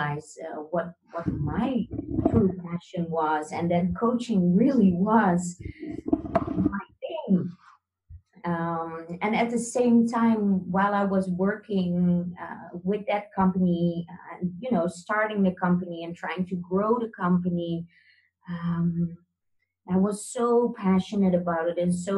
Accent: Netherlands; I'm born and raised in the Netherlands

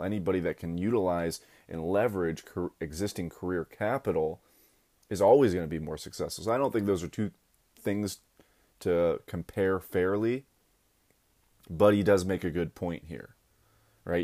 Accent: Akron, Ohio, United States; I went back down to my hometown, Akron, Ohio

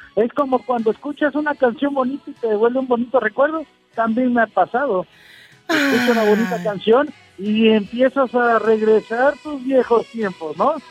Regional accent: San Juan de Abajo, Nayarit, Mexico; yo soy nacido de ahí cerca de Puerto Vallarta

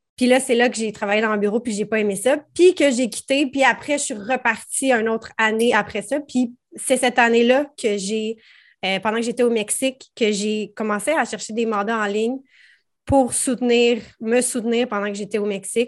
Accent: Prévost, Quebec, Canada; Je viens de Prévost dans les Laurentides, donc rive nord de Montréal

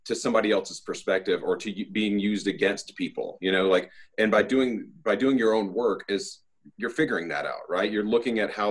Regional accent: Southeast, United States; I grew up in the Southeast, you know, you've got a bunch of Baptist and Methodist telling you what you can and can't

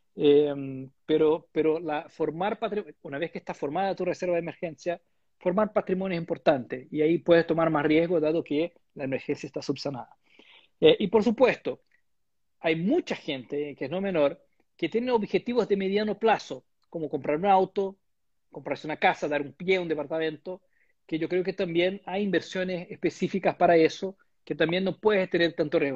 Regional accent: Brazil; Spanish is a second language; moved away as an adult; now in Chile; yo soy de Brasil

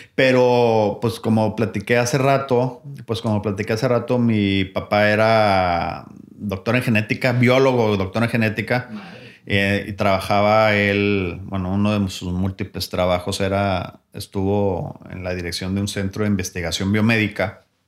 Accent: Mexico; lo que nos hace nuestro como mexicanos

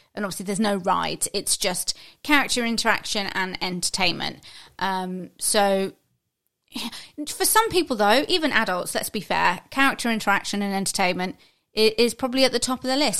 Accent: United Kingdom; as Brit

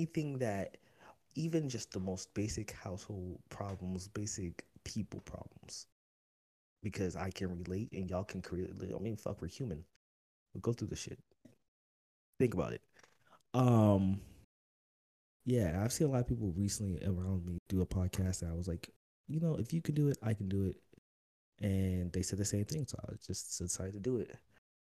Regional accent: Oakland, California, United States; also born or lived in Las Vegas; I grew up in Oakland

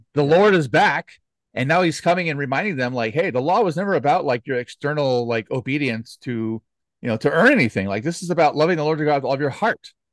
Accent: United States; as Americans, especially, you know, speaking as American

